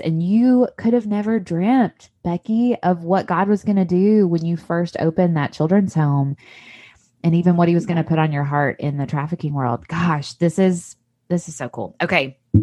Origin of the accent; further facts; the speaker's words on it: Tennessee, United States; accent: Southern; now in Mississippi, United States; I grew up in a different state in Tennessee where it's still a Southern accent